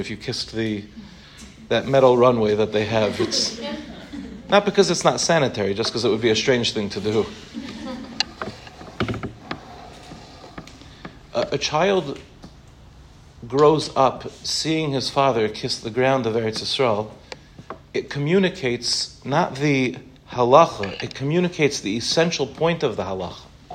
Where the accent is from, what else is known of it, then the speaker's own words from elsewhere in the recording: Harborview, Five Towns, New York, United States; now in Israel; I grew up 5 minutes from here in a place called Harborview